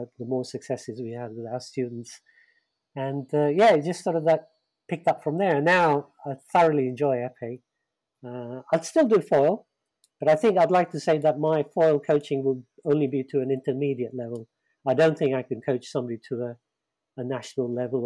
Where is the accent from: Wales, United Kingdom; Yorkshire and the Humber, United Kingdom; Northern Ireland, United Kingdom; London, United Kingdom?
London, United Kingdom; I grew up in the East End of London